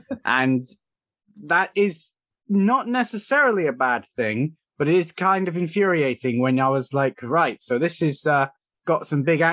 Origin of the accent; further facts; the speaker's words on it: Cornwall, South West England, United Kingdom; accent: Cornish; Specifically, I'm from Cornwall, and I suspect the Cornish accent is mixing with the British accent